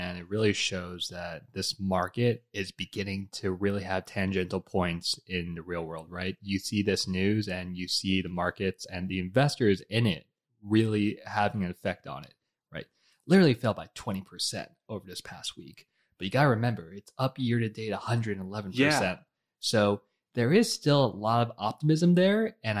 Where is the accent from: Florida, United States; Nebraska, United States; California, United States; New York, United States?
New York, United States; born there; also born or lived in Bogota, Colombia / Budapest, Hungary / New Jersey, United States; I was born in New York City, lived in Bogota, Colombia, lived in Budapest, Hungary, then finally settled back in New Jersey with family here.